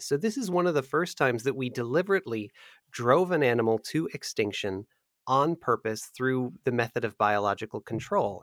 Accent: America's Midwest, United States; I grew up in America's Midwest

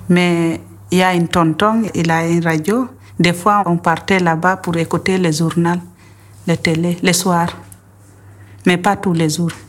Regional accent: Guinea; où je suis grandi, au village, en Guinée. J'ai grandi avec ma grand-mère.

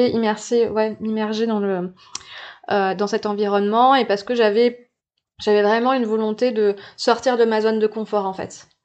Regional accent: New Caledonia; je suis née en Calédonie, donc euh, calédonienne et puis euh, calédonienne de plusieurs plusieurs générations.

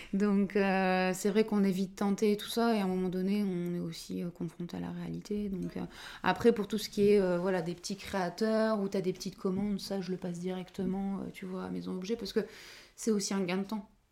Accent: Dunkirk, Hauts-de-France, France; also born or lived in Lille; je suis originaire de Dunkerque. Et donc j'ai fait toutes mes études là-bas

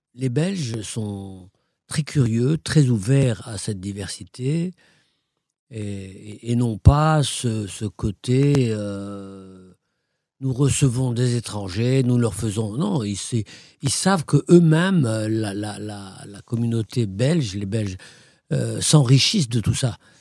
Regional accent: Morocco; also born or lived in Fès / Belgium; now in Brussels, Belgium; je suis marocain, je suis né au Maroc

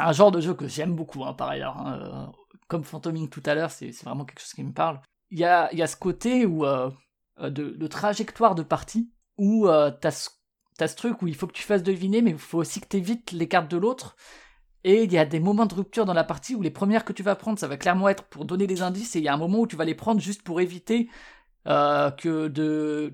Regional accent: Strasbourg, Grand Est, France; je suis de Strasbourg

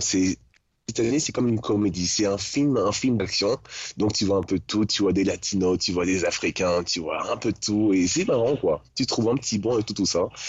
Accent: Paris region, Île-de-France, France; moved away as an adult; je suis de région parisienne.

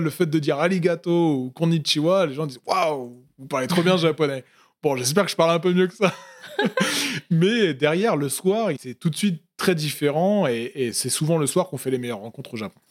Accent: Paris region, Île-de-France, France; moved away as an adult; also born or lived in Tokyo, Japan; now in Lyon, France; j'ai grandi dans la, dans, la, région parisienne

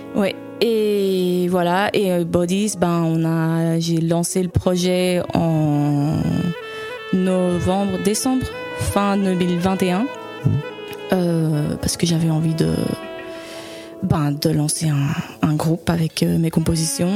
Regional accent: Spain; moved away as an adult; also born or lived in Leuven, Belgium; now in Belgium; je suis née en fait à Louvain. Et puis, euh, quand j'étais petite, mes parents ont déménagé en Espagne. Ma maman est espagnole et du coup, j'ai grandi là-bas

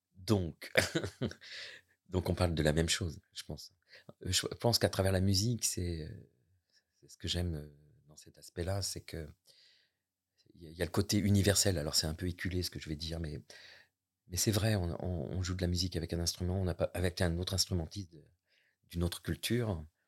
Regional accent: near La Roche-Posay, Nouvelle-Aquitaine, France; now in Normandy, France; je suis né euh, près de La Roche-Posay, ville thermale

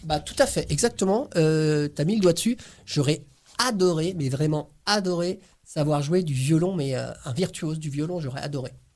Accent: Corsica, France; now in Brittany, France; je suis d'origine corse, je suis né en Corse

